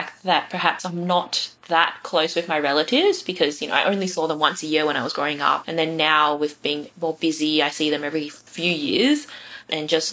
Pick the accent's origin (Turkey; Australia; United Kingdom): Australia; I was raised in a Chinese family in a Western society, but I see my identity as multifaceted